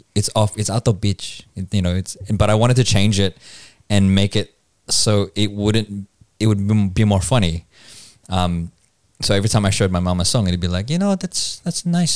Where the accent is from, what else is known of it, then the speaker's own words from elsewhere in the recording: Philippines; now in Australia; there's being Filipino